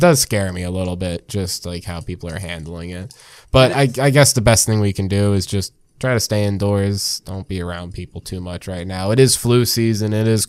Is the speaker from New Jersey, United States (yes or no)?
yes; New Jersey, United States; we're from Jersey, so fuck out of here.